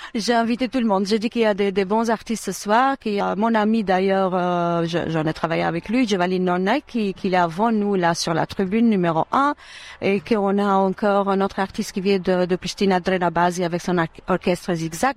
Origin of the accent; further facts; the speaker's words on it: Durrës, Durrës County, Albania; moved away; je suis née à Douros, dans ville euh, centrale, dans une ville centrale de l'Albanie